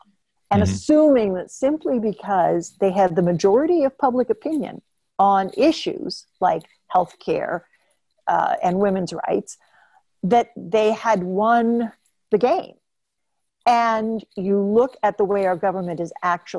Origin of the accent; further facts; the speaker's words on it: Oklahoma, United States; I'm from the Southwest myself, and I'm from Oklahoma.